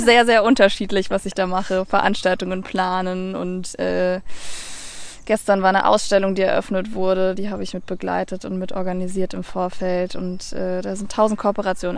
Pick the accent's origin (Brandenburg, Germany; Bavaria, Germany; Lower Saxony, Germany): Brandenburg, Germany; north of Berlin /; ich bin ja in Berlin geboren und bin aber im Norden Berlins oder eigentlich ist es schon Brandenburg, ähm, aufgewachsen